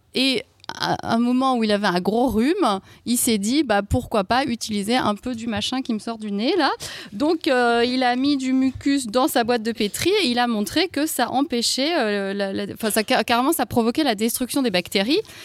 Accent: Alsace, Grand Est, France; je viens d'Alsace

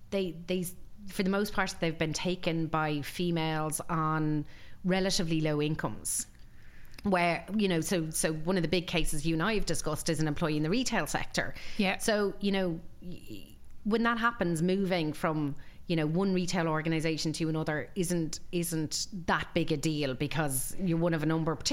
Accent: Galway, Connacht, Ireland; from Galway. That's an even smaller

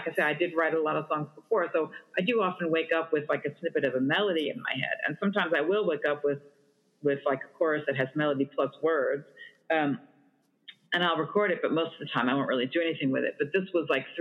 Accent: New York, United States; I'm from New York

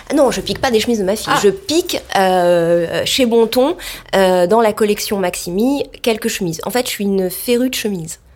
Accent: Marseille, Provence-Alpes-Côte d'Azur, France; born or raised there; moved away; also born or lived in Saint-Germain-des-Prés, Paris

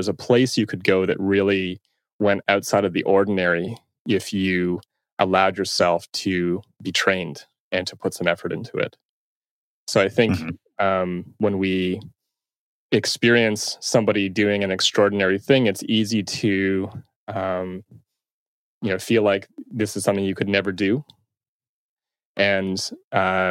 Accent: Toronto, Ontario, Canada; So I'm from Toronto. And I still reside here.

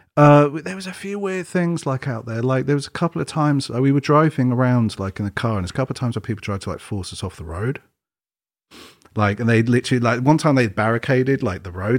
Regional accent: England, United Kingdom; I'm English

